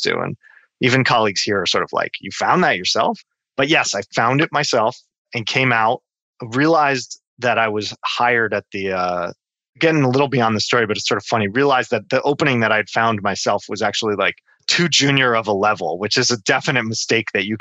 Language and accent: English; New Jersey, United States; moved away as an adult; also born or lived in Brooklyn, New York; now in Seattle, United States; I'm from New Jersey, that was where my family was